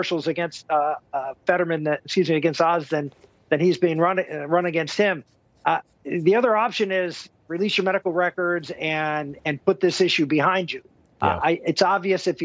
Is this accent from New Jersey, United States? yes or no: no; Pittsburgh, Pennsylvania, United States; I'm from Pittsburgh, not from Philadelphia. So I always defend my Pittsburgh roots